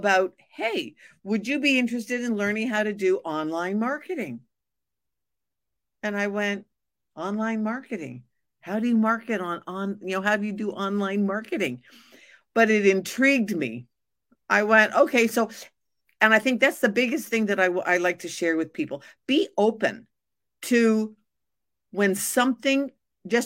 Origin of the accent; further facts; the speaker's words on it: Montreal, Quebec, Canada; moved away; I'm originally from Montreal